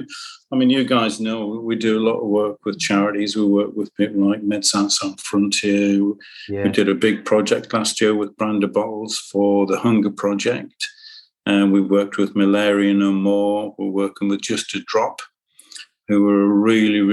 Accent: Sunderland, North East England, United Kingdom; I'm a lad from Sunderland.

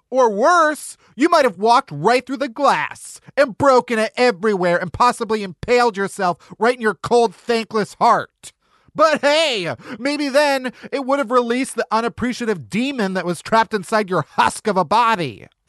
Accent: Midwest, United States; growing up in the Midwest

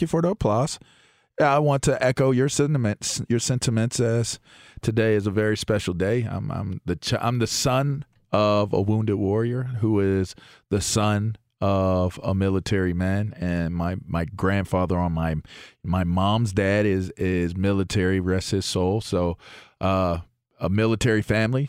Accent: Pittsburgh, Pennsylvania, United States; I'm from Pittsburgh

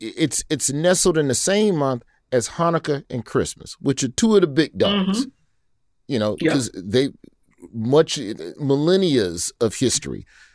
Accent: Birmingham, Alabama, United States; I myself, you know, I'm from Birmingham, so, you know, okay, we get all the Black stuff early.

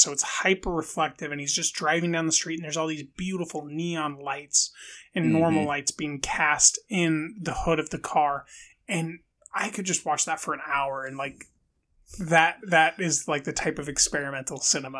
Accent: Bronx, New York, United States; I'm from the Bronx, New York, you know.

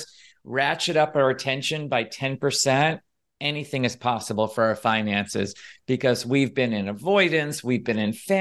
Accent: New York City, New York, United States; moved away as an adult; also born or lived in Philadelphia; growing up in New York City

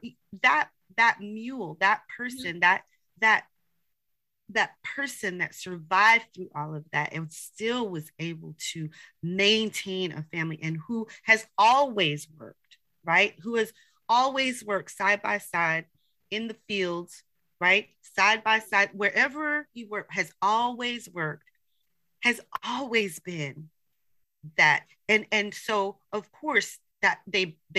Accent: United States; I'm Haitian American, so I'm not I was born here. I was born here, and so, but my ancestry is from Haiti.

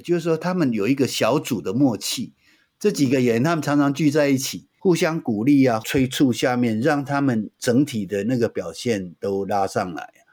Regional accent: Taiwan; 这个土地是我出生的地方，而且是我永远会在这里的

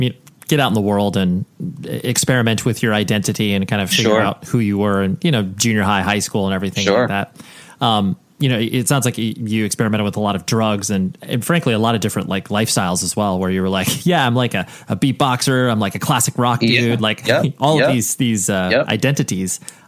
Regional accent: Massachusetts, United States; But yeah, born and raised in the East Coast in Massachusetts.

